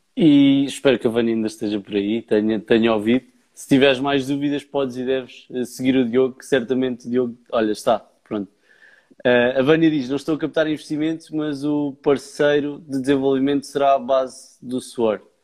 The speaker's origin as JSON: {"language": "Portuguese", "town": "Leiria", "region": "Centro", "country": "Portugal", "said": "eu sou de Leiria"}